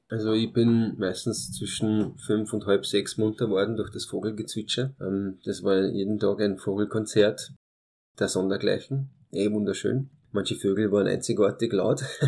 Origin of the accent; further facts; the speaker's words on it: Austria; first language Hungarian; German is a second language; also born or lived in Târgu Mureș, Romania; meinen ersten Geburtstag habe ich dann in Österreich gefeiert, war dann ein halbes Jahr, Jahr in, in Rumänien, in meinem Kindergarten, aber aufgewachsen bin ich da in Österreich und habe die österreichische Staatsbürgerschaft